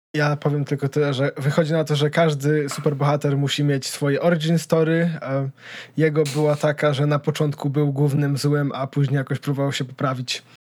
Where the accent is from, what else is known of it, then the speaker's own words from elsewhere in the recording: Poland; czy ja na pewno jestem Polakiem